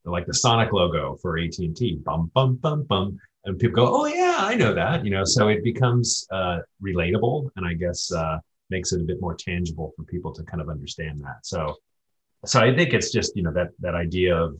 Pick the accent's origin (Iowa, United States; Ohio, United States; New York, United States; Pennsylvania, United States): Ohio, United States; I'm from Ohio